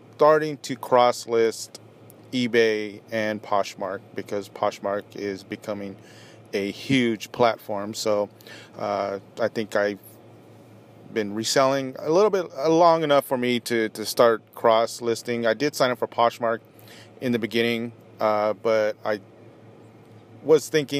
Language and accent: English; Orange County, Southern California, United States; moved away as an adult; also born or lived in Apple Valley, California; now in Las Vegas, United States; I grew up in Southern California. Grew up in Orange County.